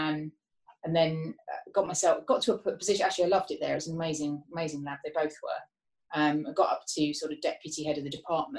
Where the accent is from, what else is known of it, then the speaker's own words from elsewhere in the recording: Harrow, London, United Kingdom; also born or lived in Watford; So I was actually born in Watford, but then we moved across when I was quite young to Harrow. So grew up sort of school years, I guess, in Harrow and Wealdstone, around that way.